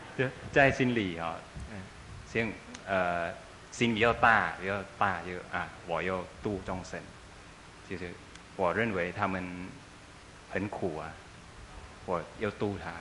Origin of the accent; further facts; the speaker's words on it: Thailand; 我们泰国人的，呃，信仰